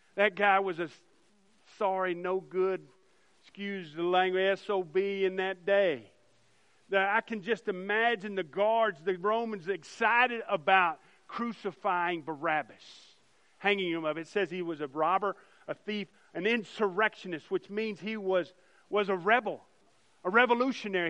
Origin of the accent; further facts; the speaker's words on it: United States; as American Christians